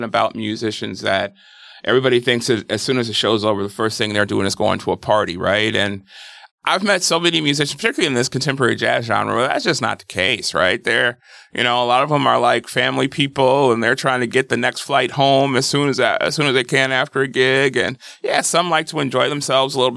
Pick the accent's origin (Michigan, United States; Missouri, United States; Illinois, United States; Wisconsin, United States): Wisconsin, United States; I grew up in Wisconsin